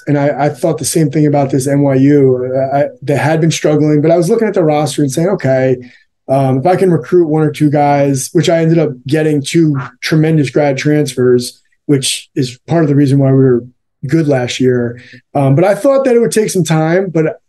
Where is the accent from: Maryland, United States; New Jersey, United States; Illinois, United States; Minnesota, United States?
New Jersey, United States; I grew up in New Jersey, so I was coming back to the tri-state area.